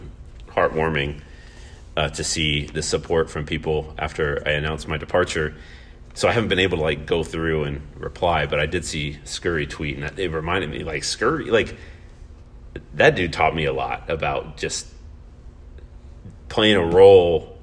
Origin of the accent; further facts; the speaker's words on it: Indiana, United States; now in Omaha, United States; I grew up in Hoosier country, where you had to walk with pride through the hallways of your high school